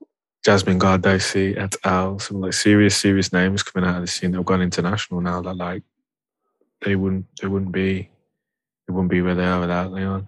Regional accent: Birmingham, West Midlands, United Kingdom; I'm a Brummie

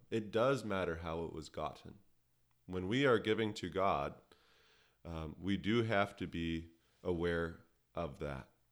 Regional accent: Canada; I'm a Canadian by birth

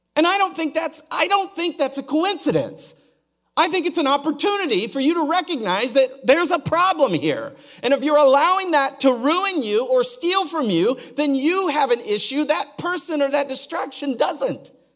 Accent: Oklahoma, United States; I'm from Oklahoma

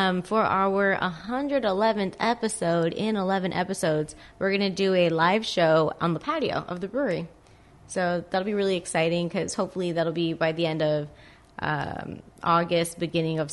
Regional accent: Whittier, California, United States; I've lived in Whittier for like 21 years now. I went to all the schools here

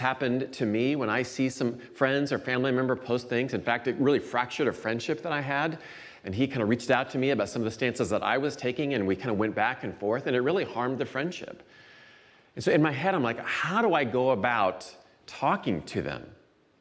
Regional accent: Iowa, United States; moved away as an adult; now in Chicago area, United States; I grew up in Iowa for the first 24 years or so of my life, and then moved to the Chicago area in 1992

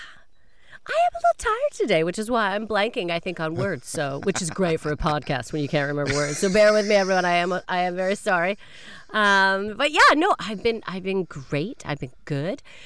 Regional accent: Canada; moved away; I am a Canadian

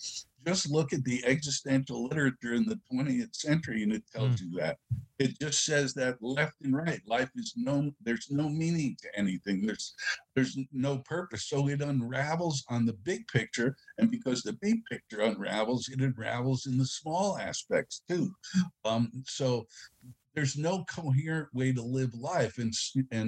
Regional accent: New York City, New York, United States; I was from the Bronx

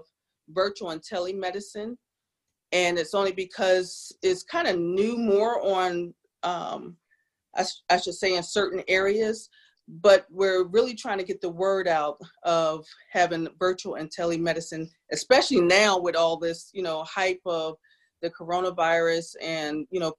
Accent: New Jersey, United States; now in South Carolina, United States; I'm from South Jersey.

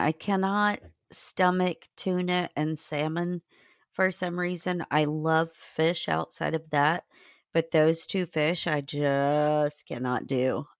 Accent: Indiana, United States; That was a huge thing growing up in Indiana was the morel mushrooms.

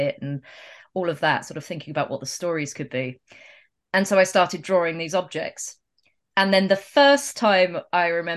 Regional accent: England, United Kingdom; growing up in England

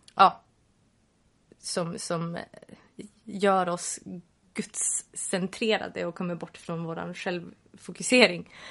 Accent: Sweden; Vi är svenskar

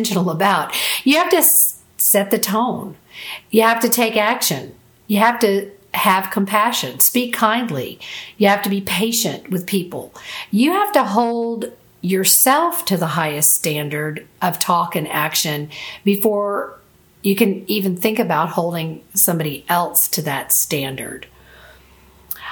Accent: Florida, United States; I'm from Florida, live in Florida, and I've always been around boats and the Gulf of Mexico all of my life.

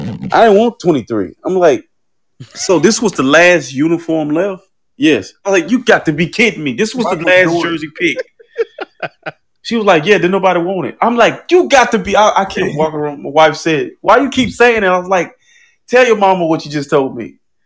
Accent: Lumberton, United States; 41 is the exit to my hometown, Lumberton.

